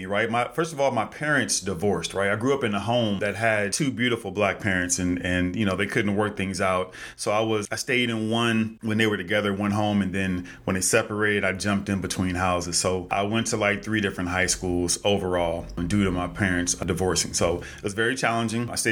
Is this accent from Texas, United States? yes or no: no; California, United States; also born or lived in Los Angeles; I'm from Cali. I live in LA.